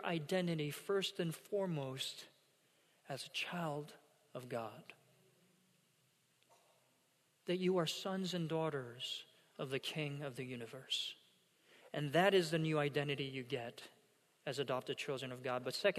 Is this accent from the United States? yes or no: no; South Korea; first language Korean; English is a second language; moved away; I attended a middle school growing up in South Korea. And it was an international school that was built for, you know, foreign dignitaries and, you know, missionaries and the like and expats